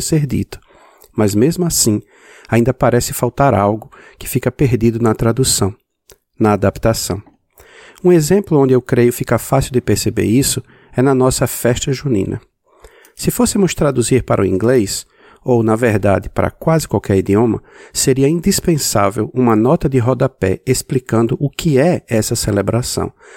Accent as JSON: {"language": "Portuguese", "country": "Brazil", "moved": "yes", "lives_now": "United States", "said": "Morando nos Estados Unidos, mas sendo brasileiro"}